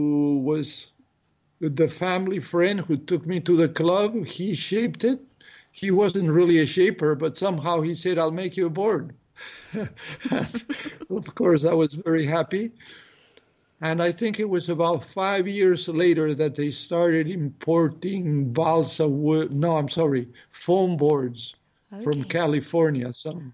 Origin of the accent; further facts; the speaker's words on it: Peru; I was born in Peru.